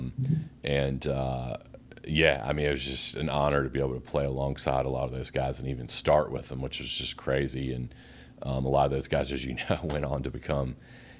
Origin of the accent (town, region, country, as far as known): Greensboro, North Carolina, United States; born or raised there